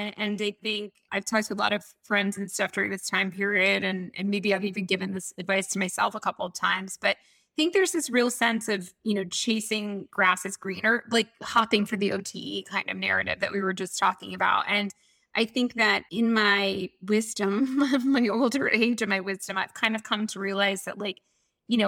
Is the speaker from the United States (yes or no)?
yes; Atlanta, Georgia, United States; I grew up in Atlanta.